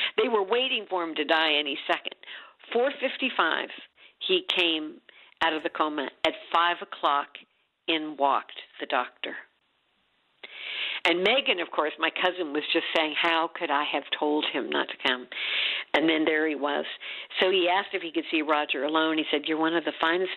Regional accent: Champaign, Illinois, United States; moved away; also born or lived in Washington, D.C.; Champaign, Illinois, which is my hometown

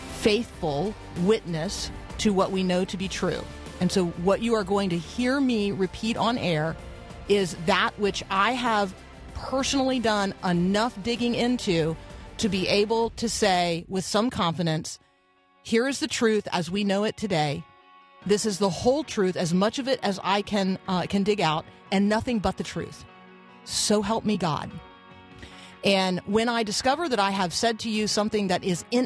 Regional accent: Tampa, Florida, United States; I grew up in Tampa

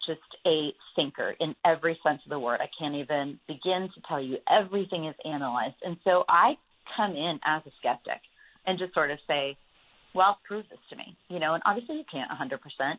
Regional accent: Franklin, Tennessee, United States; That's my hometown.

